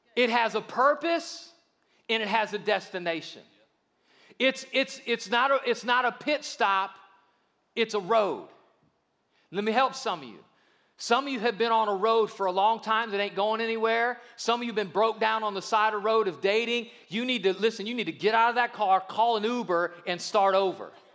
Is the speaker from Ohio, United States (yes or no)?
yes; Akron, Ohio, United States; I grew up in Akron, Ohio, which is just right down the road